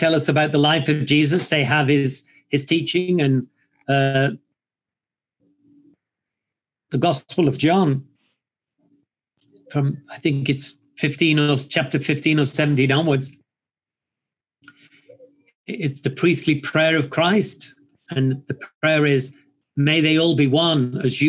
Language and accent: English; United Kingdom; being British